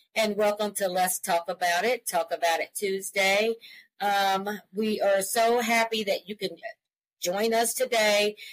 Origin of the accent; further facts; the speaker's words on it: Columbia, Missouri, United States; we are a mother daughter duo. We're from Columbia, Missouri